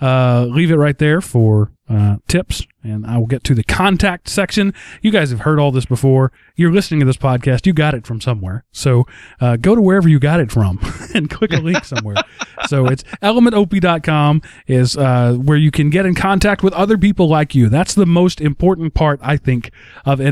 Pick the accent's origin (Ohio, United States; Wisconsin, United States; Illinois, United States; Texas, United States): Texas, United States; also born or lived in Dallas area; we're from Texas